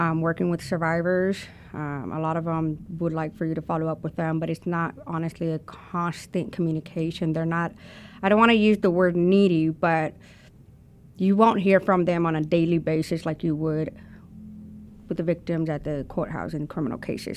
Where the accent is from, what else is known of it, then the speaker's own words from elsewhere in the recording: Houston, Texas, United States; also born or lived in Colombia; now in Arkansas, United States; I was born in Houston, Texas